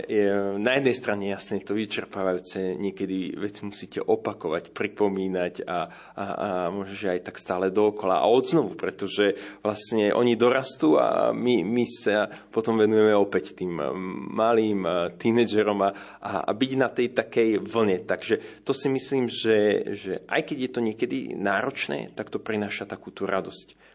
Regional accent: Dubnica nad Váhom, Trenčín Region, Slovakia; now in Bratislava, Slovakia; Tak ja som z Považia, z Dubnice nad Váhom, kde boli Salesiani. Chodil som do Salesianskej farnosti. Vlastne som vyrastal stále u Salesianov.

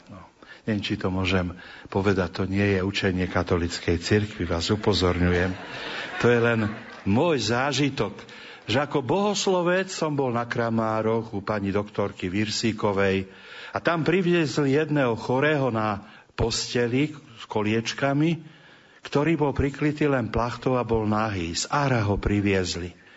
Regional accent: Trnava, Trnava Region, Slovakia; U nás v Trnave

